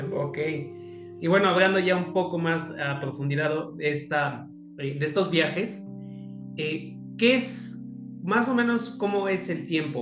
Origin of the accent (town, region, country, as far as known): Mexico